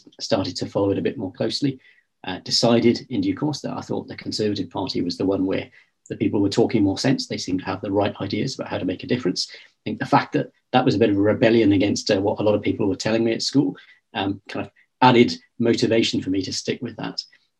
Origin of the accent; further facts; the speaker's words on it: Caerphilly, Wales, United Kingdom; also born or lived in Kent / West London; now in London, United Kingdom; I was born in Kent. I moved to South Wales with my parents when I was very, very young. And I grew up in a town called Caerphilly, which is in the South Wales valleys, and went to a local school.